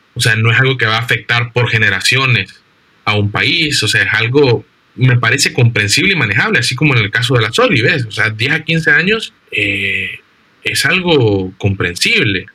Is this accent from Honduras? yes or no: yes; Honduras; vos y yo somos hondureños por nacimiento, por tanto somos nacionales del Estado de Honduras